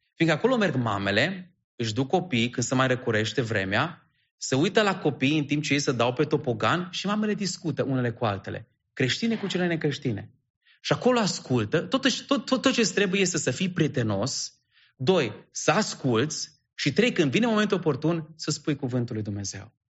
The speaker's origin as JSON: {"language": "Romanian", "town": "Sebiș", "region": "Arad County", "country": "Romania", "moved": "yes", "lives_now": "Bucharest, Romania", "said": "provin din Sebiș, județul Arad"}